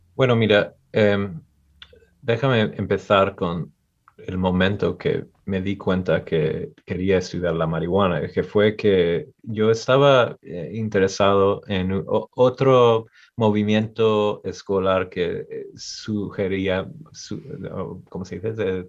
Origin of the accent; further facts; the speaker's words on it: Michigan, United States; Yo soy de aquí en Estados Unidos, el estado de Michigan